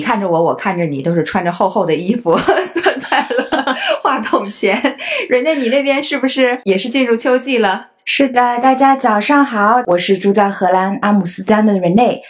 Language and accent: Chinese; Harbin, Heilongjiang, China; moved away as an adult; also born or lived in Beijing / United States; now in Tokyo, Japan; 我是哈尔滨人，我当过北片儿，当过美片儿，当过现在是日片儿